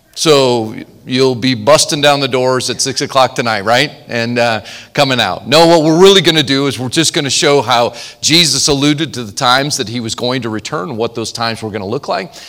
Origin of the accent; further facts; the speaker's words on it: Montana, United States; I'm from Montana.